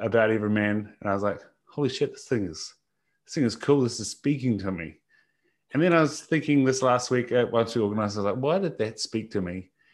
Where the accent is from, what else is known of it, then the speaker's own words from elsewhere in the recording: New Zealand; as a Kiwi bloke